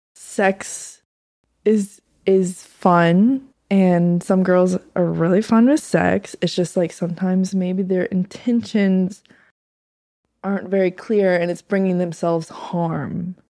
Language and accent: English; North Carolina, United States; moved away; I'm from North Carolina.